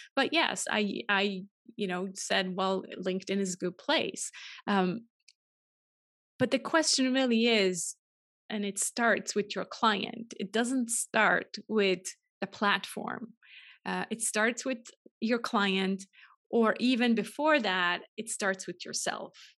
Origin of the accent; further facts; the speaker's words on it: Switzerland; moved away as an adult; also born or lived in California; I'm originally Swiss, uh, born and raised in Switzerland